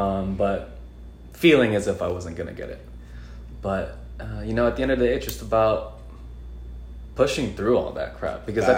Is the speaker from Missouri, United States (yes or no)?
no; Los Angeles, California, United States; moved away as an adult; now in Columbus, United States; I'm from California, from LA.